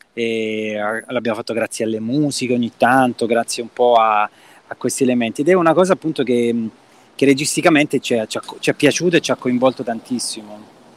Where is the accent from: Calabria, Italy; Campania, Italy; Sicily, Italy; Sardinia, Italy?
Calabria, Italy; Reggio Calabria; Nato e cresciuto a Reggio Calabria